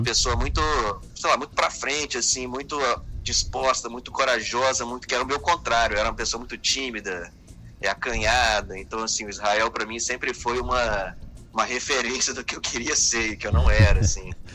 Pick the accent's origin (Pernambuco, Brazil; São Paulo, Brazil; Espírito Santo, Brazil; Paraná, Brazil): Espírito Santo, Brazil; Serra; moved away as an adult; also born or lived in Belo Horizonte, Minas Gerais; now in Rio de Janeiro, Brazil; eu nasci em Minas, é, em BH, uhum. mas cresci no Espírito Santo